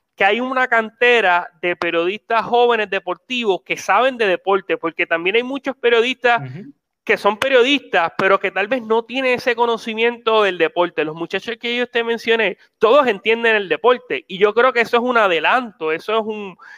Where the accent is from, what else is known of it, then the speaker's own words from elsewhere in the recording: Puerto Rico; nosotros somos puertorriqueños